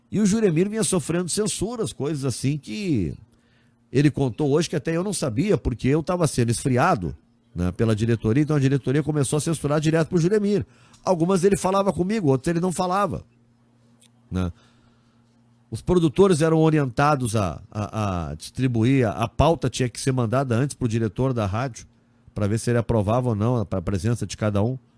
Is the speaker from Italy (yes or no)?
yes; Bergamo, Lombardy, Italy; eu sou de Bergamo, na Itália.